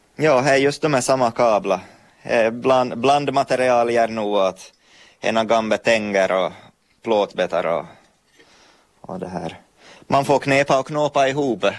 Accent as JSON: {"language": "Swedish", "town": "Pedersöre", "region": "Ostrobothnia", "country": "Finland", "also_born_or_lived": "Turku", "moved": "as an adult", "lives_now": "Vörå, Finland", "said": "jag är från, från Pedersöre, Pormoheima. och jag, hörs väl på språket"}